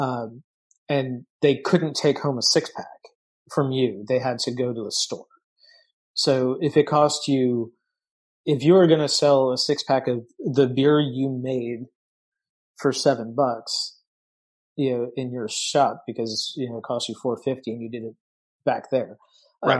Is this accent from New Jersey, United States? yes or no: no; Massachusetts, United States; moved away; also born or lived in upstate New York; I grew up in Massachusetts and I lived for a while in, in upstate New York